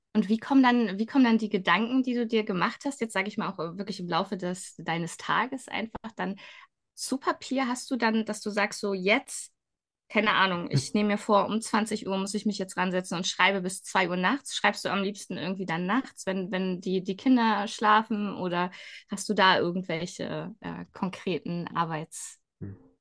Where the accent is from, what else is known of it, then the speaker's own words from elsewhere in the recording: Schleswig, Schleswig-Holstein, Germany; ich bin selbst ja in Schleswig aufgewachsen